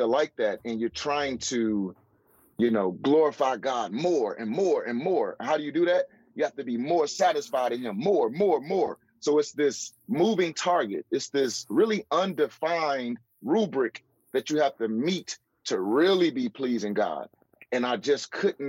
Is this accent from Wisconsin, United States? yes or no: no; St. Louis, Missouri, United States; St. Louis, which is my hometown